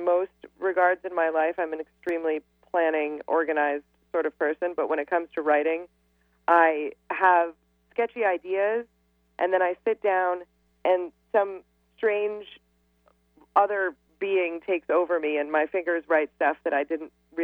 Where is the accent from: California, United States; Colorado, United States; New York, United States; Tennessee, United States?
New York, United States; New York City; I'm from Manhattan, and I know it inside and out